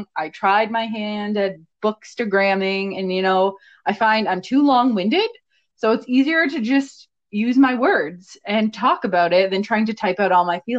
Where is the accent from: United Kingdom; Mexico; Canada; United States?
Canada; We are two Canadian book lovers